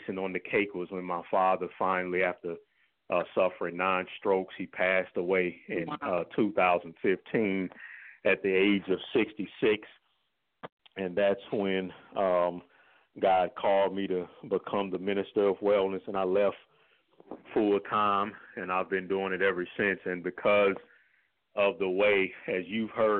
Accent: St. Louis, Missouri, United States; I was born and raised here in St. Louis, Missouri

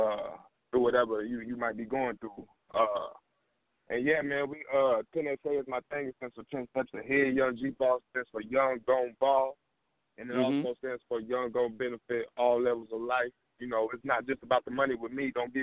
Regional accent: Terre Haute, Indiana, United States; I'm from Indiana. The Highlands, Terre Haute. It's a small town in Indiana, if none of y'all heard of that. 812.

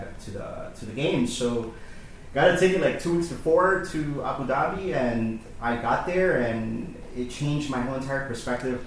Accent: Miami, Florida, United States; also born or lived in Shanghai; now in New York, United States; I'm from Miami

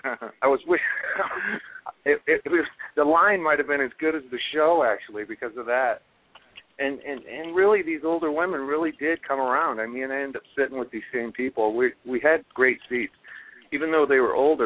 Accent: Iowa, United States; also born or lived in Dallas, Texas; now in Los Angeles, United States; I come from the Midwest. I'm from Iowa

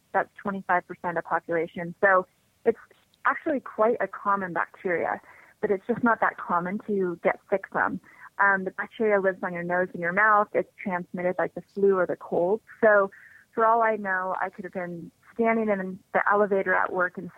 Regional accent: Las Vegas, Nevada, United States; also born or lived in Salt Lake City, Utah; I grew up in Las Vegas

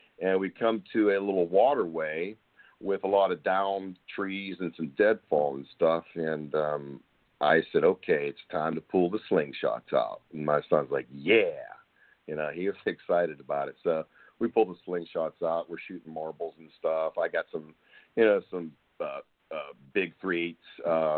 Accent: Pennsylvania, United States; moved away as an adult; now in Texas, United States; I'm originally from Pennsylvania

